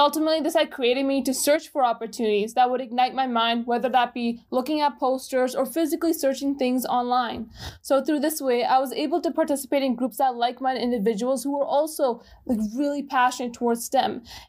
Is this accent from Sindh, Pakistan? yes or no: no; Gujrat, Punjab, Pakistan; born there; also born or lived in Dubai, United Arab Emirates; I was born in Gujarat, Pakistan in 2003. And where I was raised, that's a little bit complicated. So I lived in Dubai, United Arab Emirates for a couple of years.